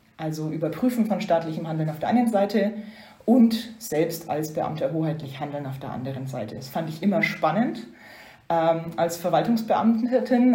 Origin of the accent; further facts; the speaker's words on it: Upper Franconia, Bavaria, Germany; moved away as an adult; now in Brussels, Belgium; ich komme ja aus der Gegend, äh, wie man hört. Ähm, bin ursprünglich aus Oberfranken, gar nicht so weit weg von Bayreuth aufgewachsen